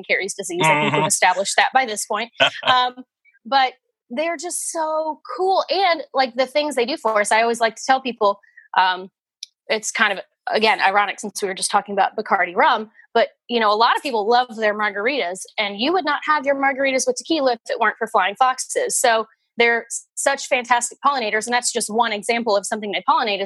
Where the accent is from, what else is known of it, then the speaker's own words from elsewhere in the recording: Nashville, Tennessee, United States; I was raised in the Nashville area and I grew up going to the Nashville Zoo